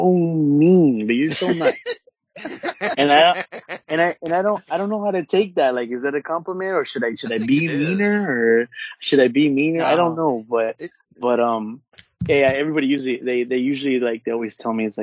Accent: Orange County, California, United States; I'm from Orange County and from the West Coast

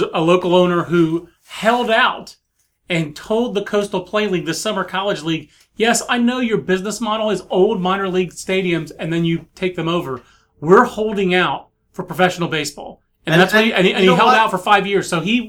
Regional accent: Fayetteville, North Carolina, United States; You're just hating on my hometown.

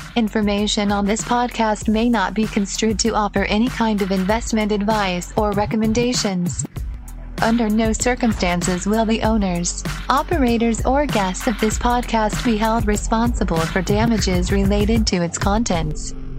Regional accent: England, United Kingdom; as an Englishman

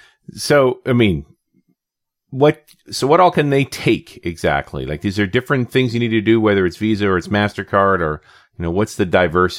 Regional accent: Canada; being the Canadian in the room

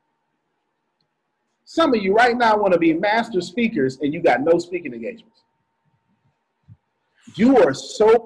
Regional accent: the South, United States; I'm from the South

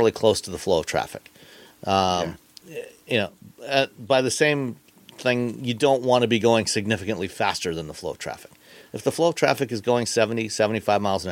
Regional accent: Ontario, Canada; now in Michigan, United States; I grew up in Ontario, Canada, where the speed limit was, in fact, 100 kilometers

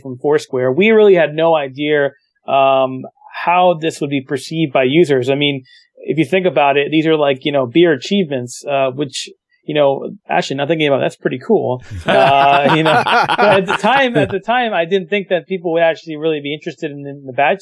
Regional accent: New York City, New York, United States; I'm from New York City

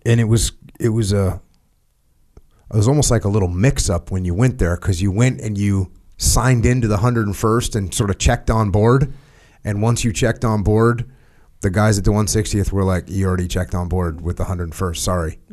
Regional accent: Connecticut and Maine, New England, United States; moved away; I grew up in Connecticut and Maine

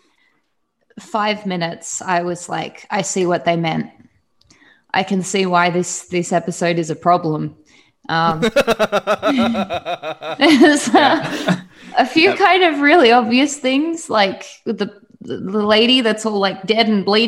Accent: Australia; I'm from Australia

